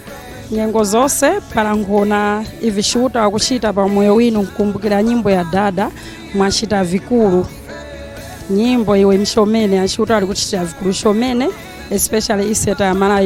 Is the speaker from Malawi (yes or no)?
yes; Malawi; I'm from Malawi, Longwe ECG, presenting all my fellow Malawians.